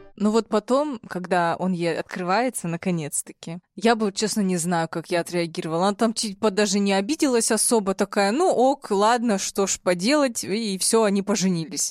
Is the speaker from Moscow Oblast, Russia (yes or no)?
no; Chelyabinsk, Chelyabinsk Oblast, Russia; я из Челябинска